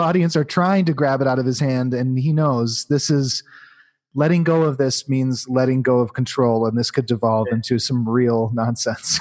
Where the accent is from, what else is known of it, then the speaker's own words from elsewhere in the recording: Midwest, United States; I grew up in the Midwest